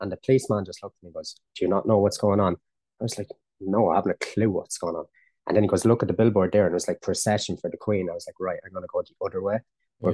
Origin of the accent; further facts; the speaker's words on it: Ireland; me being kicking Irish